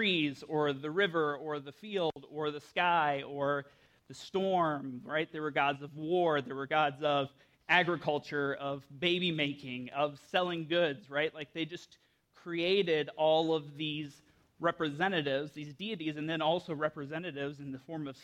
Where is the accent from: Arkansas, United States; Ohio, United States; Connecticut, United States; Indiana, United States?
Indiana, United States; Indianapolis; I grew up in Indianapolis.